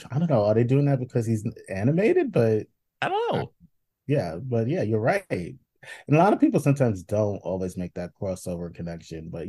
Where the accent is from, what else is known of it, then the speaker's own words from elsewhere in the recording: New York, United States; like so... as the New Yorker, like I don't